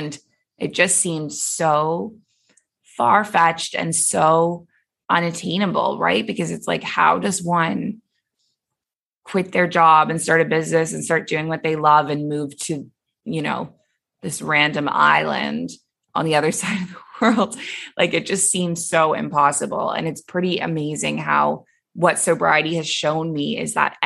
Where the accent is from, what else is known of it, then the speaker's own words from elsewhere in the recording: Toronto, Ontario, Canada; moved away as an adult; also born or lived in Abu Dhabi; now in Bali, Indonesia; So I am originally Canadian. I was born and raised in Toronto